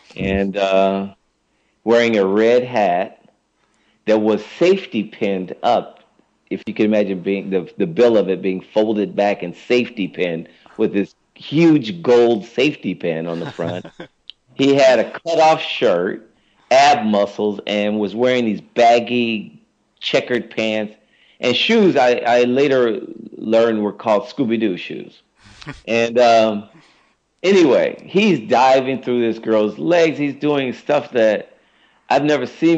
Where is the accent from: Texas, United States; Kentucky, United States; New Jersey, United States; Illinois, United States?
Illinois, United States; Chicago; moved away; I grew up again in Chicago